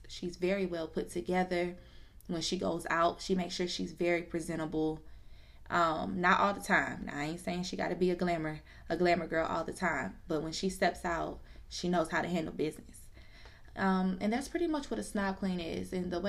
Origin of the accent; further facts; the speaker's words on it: Georgia, United States; also born or lived in New Jersey / DMV area / Orlando, Florida; I was born in New Jersey. I was raised in the DMV area for a good, I'd say up until I was probably about 5 years old. And then I moved to Georgia. And then I moved to Orlando, Florida for about 7 years. And then moved back to the A.